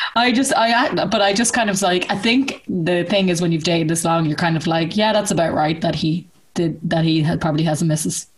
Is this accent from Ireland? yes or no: yes; Ireland; we grew up in Ireland